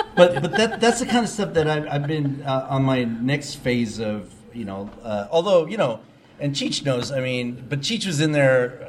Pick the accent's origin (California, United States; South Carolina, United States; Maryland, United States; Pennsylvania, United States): California, United States; San Diego; I grew up in San Diego